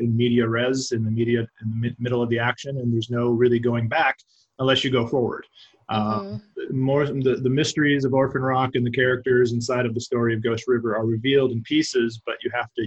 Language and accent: English; Arizona, United States; also born or lived in Fargo, North Dakota; I grew up in Arizona. I grew up in the desert.